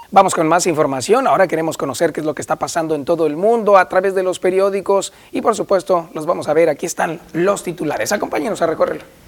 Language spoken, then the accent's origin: Spanish; Navojoa, Sonora, Mexico; un saludo enorme a mi tierra por allá